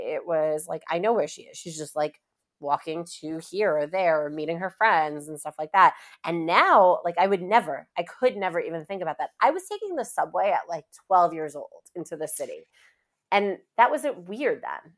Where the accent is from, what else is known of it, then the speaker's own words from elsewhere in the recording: New York City, New York, United States; also born or lived in Long Island; I am from Queens, New York, uh, Glendale, to be specific